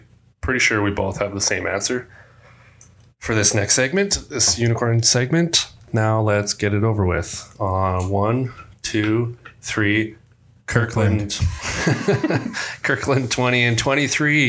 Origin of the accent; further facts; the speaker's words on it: England, United Kingdom; I'm English